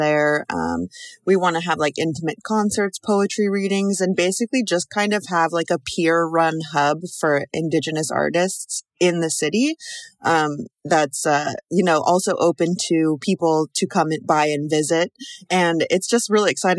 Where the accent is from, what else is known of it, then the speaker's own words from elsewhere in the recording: Pacific Northwest, United States; also born or lived in Brooklyn, New York; now in New York, United States; I live in Brooklyn, New York. I'm originally from the Pacific Northwest